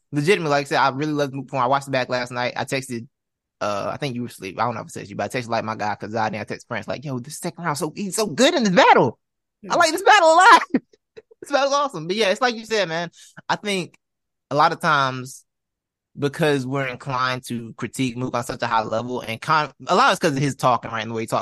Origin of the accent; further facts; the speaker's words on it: the South, United States; as a Southerner